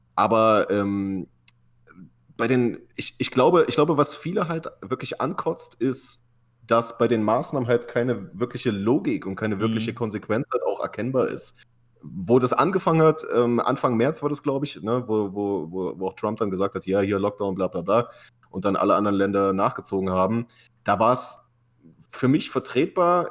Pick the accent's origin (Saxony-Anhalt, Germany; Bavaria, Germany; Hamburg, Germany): Saxony-Anhalt, Germany; Halle; now in California, United States; ich komme ja aus Halle an der Saale, aus dem tiefsten Osten